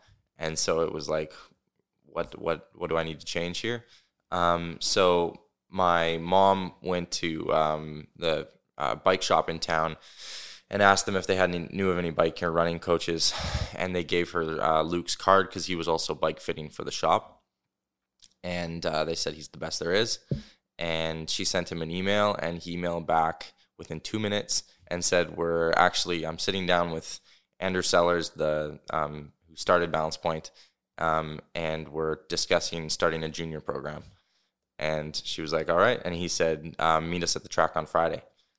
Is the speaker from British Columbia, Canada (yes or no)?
no; Alberta, Canada; Yeah, so I grew up in Alberta, a small town, 3,000 people. Moved here in 2014 with my family